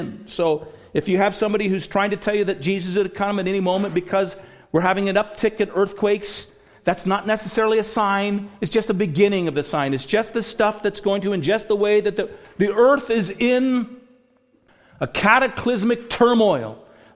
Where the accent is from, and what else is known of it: United States; also born or lived in Canada